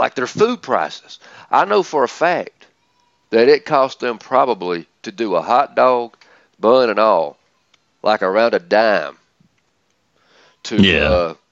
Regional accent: the South, United States; accent: southern; my southern accent

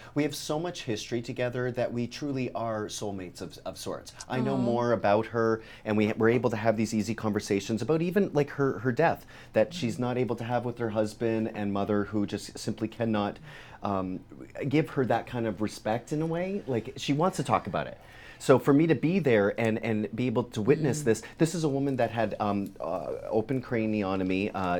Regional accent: Canada; now in United States

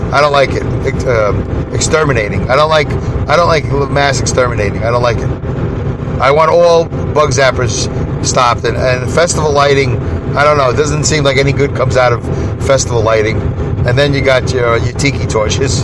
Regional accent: New York City, New York, United States; now in Saugerties, New York, United States; growing up in Brooklyn, when I moved to Canarsie, a white neighborhood, a good neighborhood.

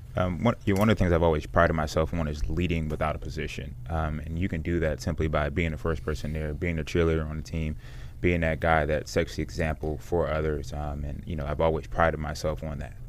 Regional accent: United States; it's Washington metropolitan area

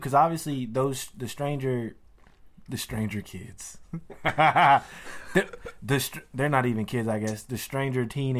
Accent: Louisiana, United States; it reminds me of growing up in Louisiana 100%.

